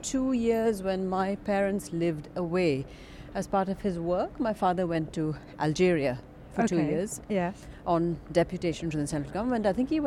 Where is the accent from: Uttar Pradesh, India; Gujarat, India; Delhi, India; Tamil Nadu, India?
Tamil Nadu, India; Chennai; moved away as an adult; It did. I was born in India.